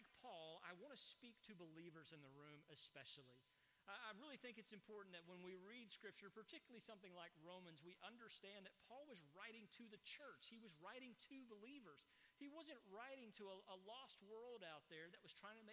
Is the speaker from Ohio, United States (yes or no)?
no; East Texas, United States; I grew up in East Texas